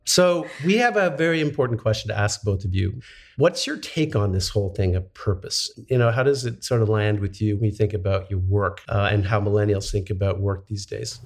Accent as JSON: {"language": "English", "town": "Montreal", "region": "Quebec", "country": "Canada", "tie": "born or raised there", "said": "I grew up in Montreal"}